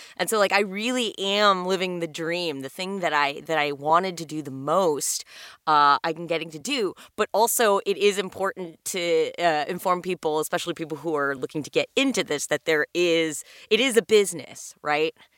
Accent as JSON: {"language": "English", "town": "Los Angeles", "region": "California", "country": "United States", "tie": "born or raised there", "said": "I am one of the few unicorns who was born and raised in Los Angeles"}